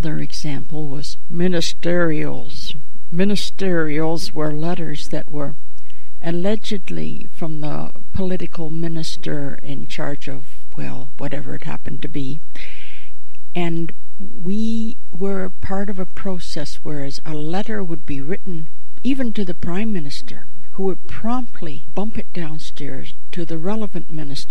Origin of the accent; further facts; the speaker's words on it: Chatham, Ontario, Canada; also born or lived in New York City; now in Toronto, Canada; 13 years on New York City's Lower East Side left me with a slightly Yiddish worldview, in spite of my Chatham, Ontario Anglo roots